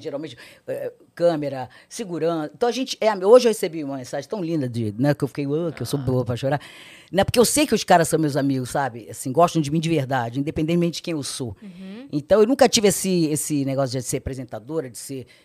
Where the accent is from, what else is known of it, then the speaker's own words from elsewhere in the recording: Rio de Janeiro, Brazil; Nasci no Rio, sou carioca, é, seis irmãs mulheres, sou caçula. Meus pais cearenses moravam no Rio